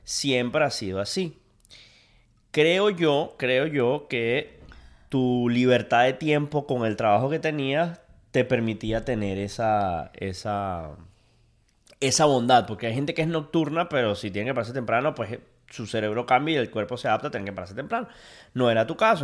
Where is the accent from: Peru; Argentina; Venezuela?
Venezuela; now in United States; Soy, sigo siendo venezolano, pero quiero ser americano